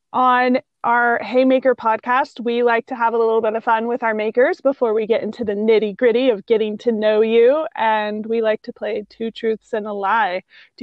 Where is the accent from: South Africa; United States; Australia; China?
United States; Missouri; moved away as an adult; now in Nevada, United States; I'm from Missouri and I've been here for over a decade